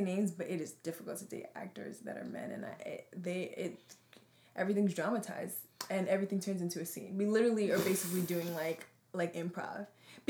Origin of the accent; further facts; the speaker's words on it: New Jersey, United States; growing up in Central Jersey, we've been the only black person in the room.